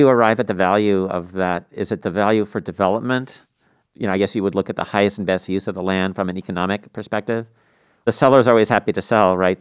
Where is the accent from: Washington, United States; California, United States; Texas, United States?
Washington, United States; Tacoma; when I grew up in Tacoma